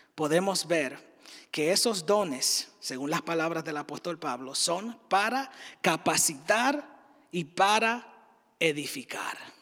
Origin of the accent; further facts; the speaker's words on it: Dominican Republic; moved away as an adult; now in United States; diferente a lo que ejercía en la República Dominicana, de donde soy